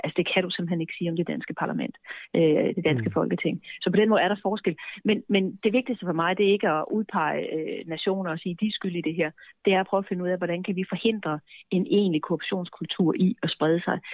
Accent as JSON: {"language": "Danish", "country": "Denmark", "said": "vi danskere"}